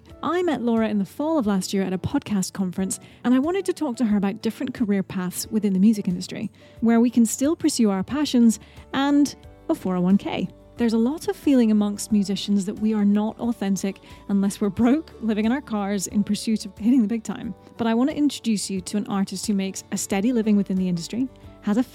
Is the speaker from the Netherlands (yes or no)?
no; United Kingdom; I'm British